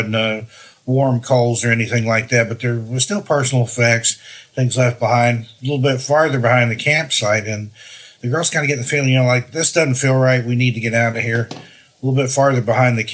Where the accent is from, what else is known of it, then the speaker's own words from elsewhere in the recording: Tennessee, United States; that's where I grew up